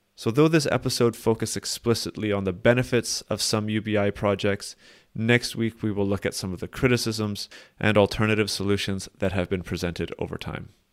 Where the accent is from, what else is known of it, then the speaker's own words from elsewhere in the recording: Canada; as a Canadian myself